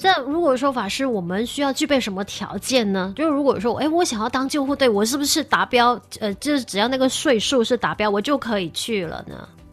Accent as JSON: {"language": "Chinese", "country": "Malaysia", "said": "我觉得我们买下人最美丽的地方"}